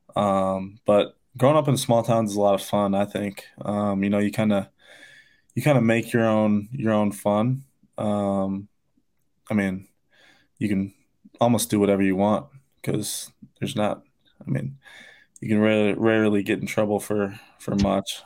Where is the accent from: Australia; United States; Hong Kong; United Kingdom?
United States; Odebolt, Iowa; not many people know where Oldie Wolde, Iowa is. Um, but we got about nine hundred people in my town